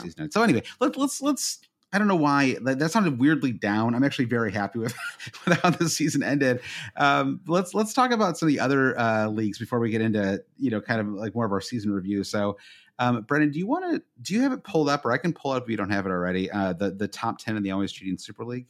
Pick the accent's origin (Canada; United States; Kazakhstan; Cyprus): United States; as an American